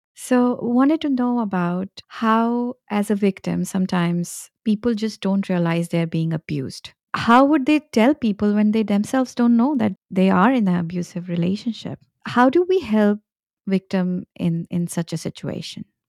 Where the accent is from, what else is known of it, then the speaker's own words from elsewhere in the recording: India; moved away; I was born and raised in India